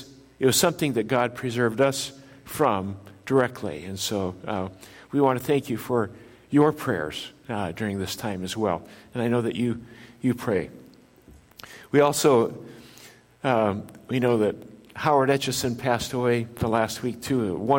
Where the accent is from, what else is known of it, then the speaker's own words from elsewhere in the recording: Japan; born there; I was born in Japan. My parents are missionaries in Japan, and so I was born in Japan of parents who were citizens of the United States, descended from Norwegian immigrants.